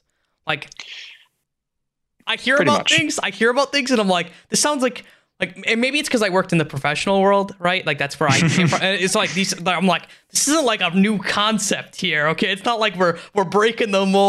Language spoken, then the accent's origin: English; United States; first language English; it is the only language I speak because I'm American